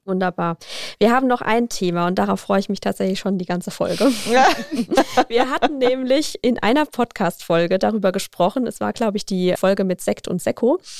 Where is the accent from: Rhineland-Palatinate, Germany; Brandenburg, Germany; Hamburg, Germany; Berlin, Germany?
Rhineland-Palatinate, Germany; bei uns in der Pfalz